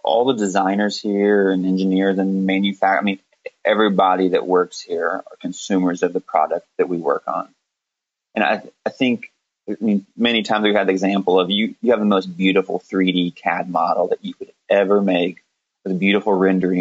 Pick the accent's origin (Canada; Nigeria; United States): United States; Terre Haute, Indiana; I grew up around Terre Haute